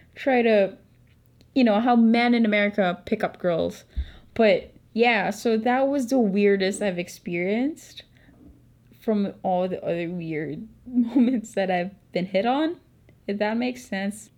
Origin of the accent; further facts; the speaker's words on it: Philippines; accent: Filipino; I'm not American, so obviously my Filipino accent